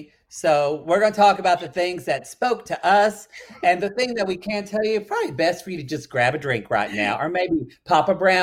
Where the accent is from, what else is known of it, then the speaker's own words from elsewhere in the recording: Ardmore, Oklahoma, United States; where I grew up in Oklahoma in Ardmore.